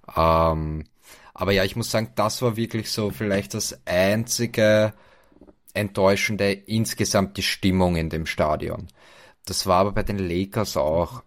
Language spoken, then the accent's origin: German; Vienna, Austria; bei uns in Wien